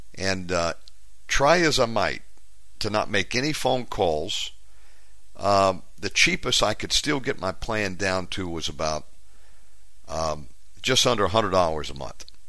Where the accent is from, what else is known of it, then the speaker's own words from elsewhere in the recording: United States; moved away; I'm an American. I just live abroad